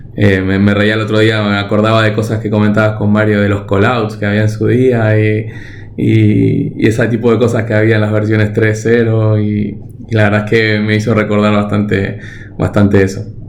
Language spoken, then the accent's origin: Spanish; Argentina; moved away; Yo nací, nací en Argentina, pero vengo de una familia que, que bueno, que vino de, sobre todo de Europa del Este